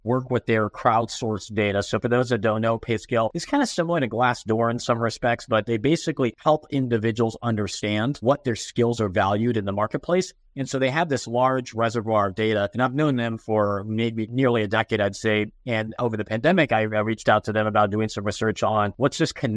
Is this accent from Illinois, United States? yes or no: no; Phoenix, Arizona, United States; I grew up in Phoenix, Arizona